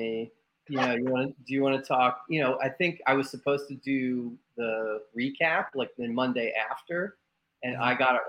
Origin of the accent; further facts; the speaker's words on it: Bucks County, Pennsylvania, United States; I'm a kid from Bucks County